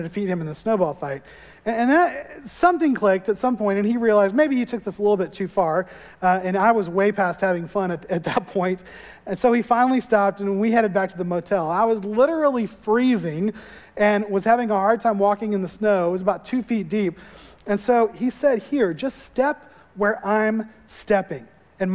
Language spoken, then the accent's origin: English; Florida, United States; moved away; growing up in Florida, we didn't see real snow ever